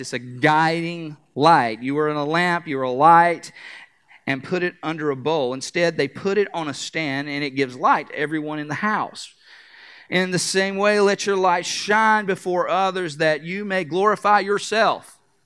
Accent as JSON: {"language": "English", "region": "North Carolina", "country": "United States", "said": "I am from North Carolina"}